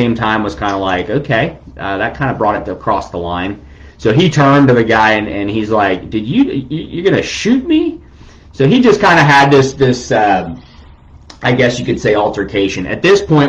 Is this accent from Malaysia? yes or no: no; Tampa Bay area, Florida, United States; moved away; Everybody that knows me knows I'm from Florida. Tampa Bay area is what I call home